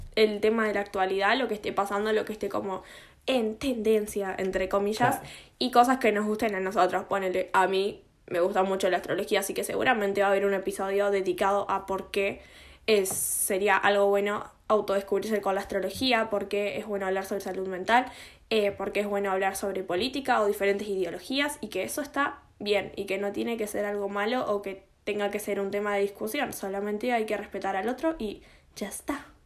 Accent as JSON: {"language": "Spanish", "country": "Argentina", "said": "no me considero casi argentina en lo que son mis gustos personales"}